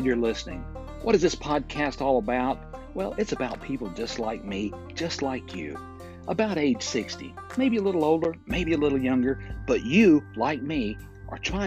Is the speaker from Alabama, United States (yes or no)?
yes; Fort Payne, Alabama, United States; we're recording in my hometown of Fort Payne, Alabama